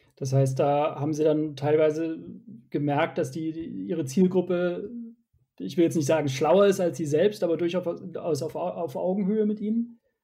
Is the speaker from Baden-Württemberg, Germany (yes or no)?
yes; Sindelfingen, Baden-Württemberg, Germany; Ich komme aus Sindelfingen. Das liegt etwa 20 Kilometer südwestlich von Stuttgart.